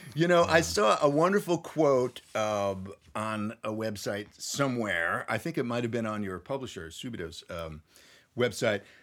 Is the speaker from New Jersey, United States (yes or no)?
no; Nashville, Tennessee, United States; right here in Nashville, Tennessee, my hometown